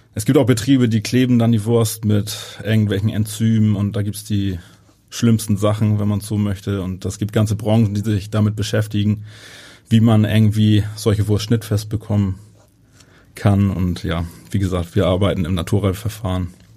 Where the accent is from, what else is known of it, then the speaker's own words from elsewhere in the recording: Northern Germany, Germany; bei uns in Norddeutschland